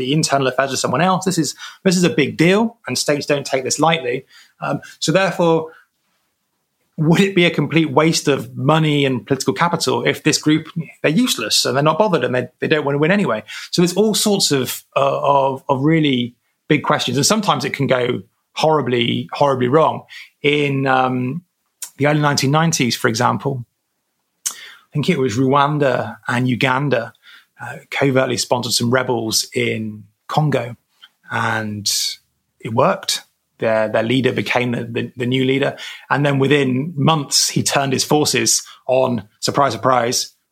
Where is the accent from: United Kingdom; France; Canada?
United Kingdom; as a Brit